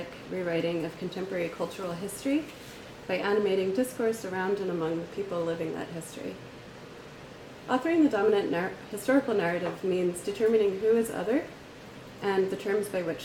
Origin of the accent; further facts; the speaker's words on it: Philadelphia, Pennsylvania, United States; now in Chicago, United States; I'm from Philadelphia, but I live in Chicago